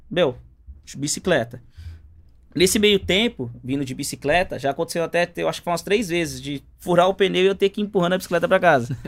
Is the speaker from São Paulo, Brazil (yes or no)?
yes; São Paulo, Brazil; also born or lived in Paraíba; eu nasci em São Paulo